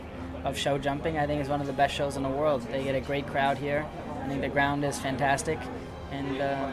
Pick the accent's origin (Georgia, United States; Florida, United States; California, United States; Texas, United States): Florida, United States; I'm from Florida.